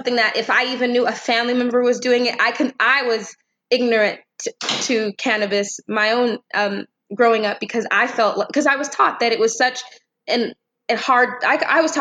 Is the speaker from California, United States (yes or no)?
yes; Temecula, California, United States; I'm from Temecula, California